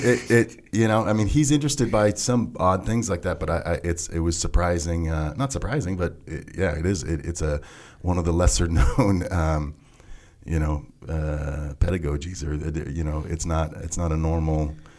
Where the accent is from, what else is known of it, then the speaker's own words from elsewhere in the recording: Huntington Beach, California, United States; moved away as an adult; also born or lived in Eugene, Oregon; we moved down to Southern California, Huntington Beach, when I was maybe one.